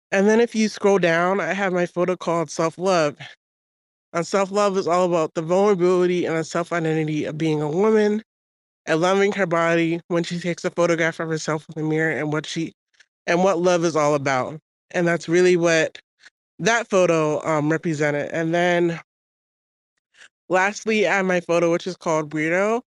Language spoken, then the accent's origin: English; New York, United States; now in Georgia, United States; from New York, but I live in Georgia now